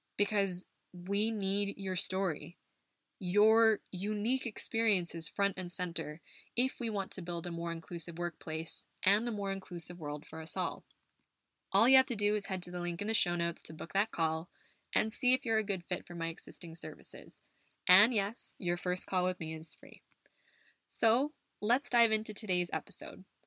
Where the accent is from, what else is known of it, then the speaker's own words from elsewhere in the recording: United States; moved away; my home country of the US